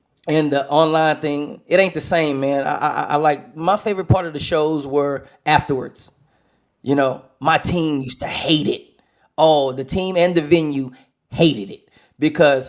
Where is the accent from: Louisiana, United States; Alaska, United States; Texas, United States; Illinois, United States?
Texas, United States; Houston; Smart Financial in Houston. My hometown, Smart Financial